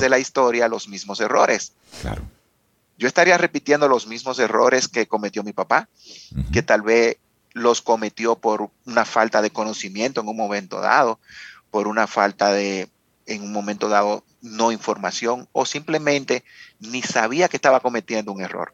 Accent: Dominican Republic; como dominicano

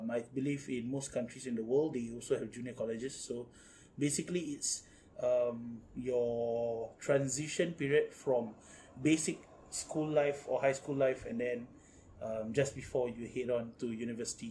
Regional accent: Singapore; a mandatory thing, part of growing up in Singapore

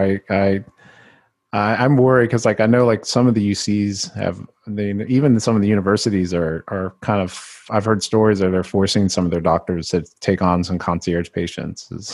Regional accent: Mississippi, United States; I was the only Filipino for many years growing up in Mississippi

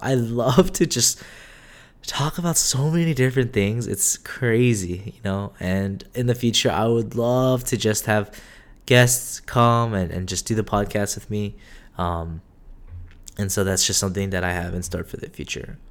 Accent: United States; also born or lived in South Korea; I technically was born in Korea, but majority of my life was born and raised in America

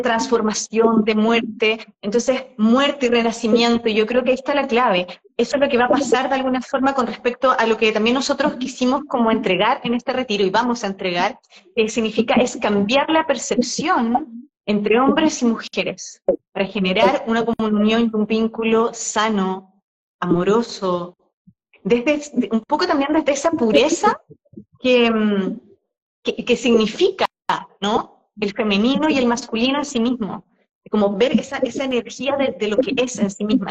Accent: Chile; now in Mexico; ambos somos chilenos, que venimos en un viaje hace mucho rato, saliendo, el, salir de nuestro país

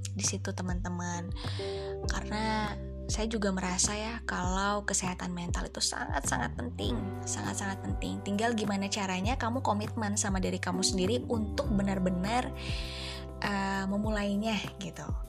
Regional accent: Bandung, West Java, Indonesia; Saya dari Bandung, usia saya dua puluh enam tahun

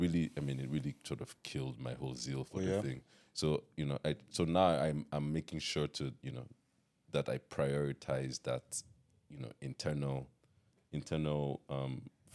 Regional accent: Nigeria; now in United States; When I came from Nigeria to America, I'd be singing in the rooms, and so everybody in the dorm was like, "This kid, this kid is always

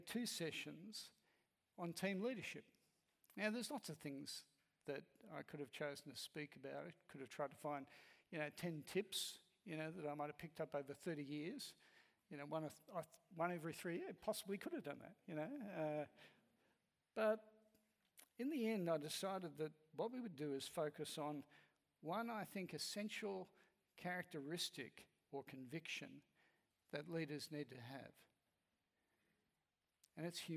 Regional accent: Australia; I'm Australian

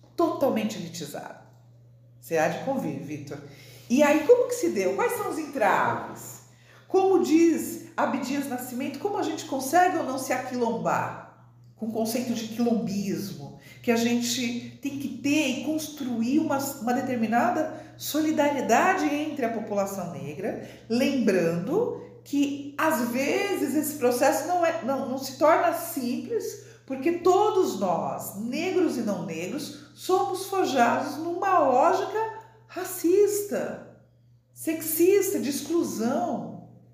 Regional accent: São Paulo, Brazil; moved away as an adult; now in Brasília, Brazil; sou de São Paulo, né? estou em Brasília, na Universidade de Brasília, mas eu sou de São Paulo

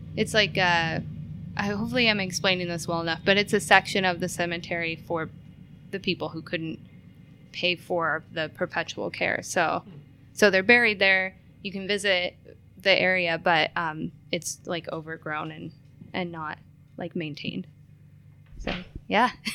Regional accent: Billings, Montana, United States; moved away as an adult; also born or lived in California; now in Spokane, United States; I was in the first grade, and we moved into a house, um, in Billings, Montana.

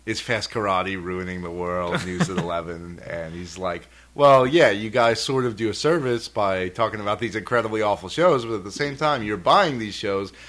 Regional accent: Philadelphia, Pennsylvania, United States; growing up in West Philly

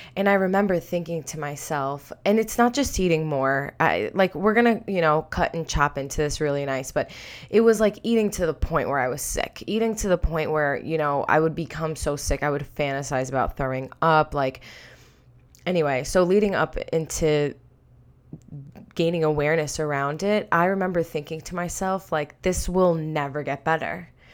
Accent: Long Island, New York, United States; I'm from Long Island, New York

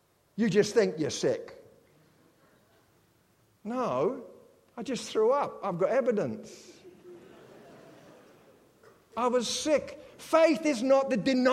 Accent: United Kingdom; I'm British

